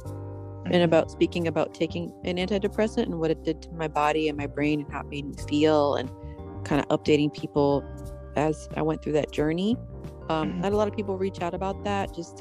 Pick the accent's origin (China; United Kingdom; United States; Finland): United States; Pennsylvania; I grew up in Pennsylvania in the country, so we hunted and stuff